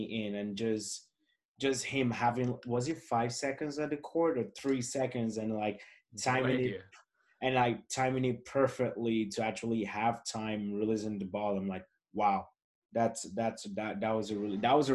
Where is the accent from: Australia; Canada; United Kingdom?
Canada; Toronto, Ontario; I'm from Toronto, I'm Canadian